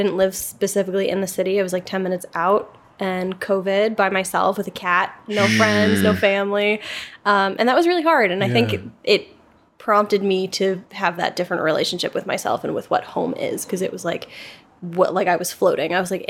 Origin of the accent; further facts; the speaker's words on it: West Milford, New Jersey, United States; growing up in West Milford